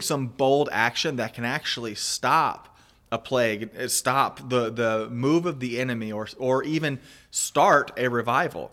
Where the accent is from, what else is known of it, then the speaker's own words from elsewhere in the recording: United States; moved away as an adult; also born or lived in Panama / Mexico; as an American myself, a, and as a missionary who I lived overseas for fifteen plus years, and just recently came back to the States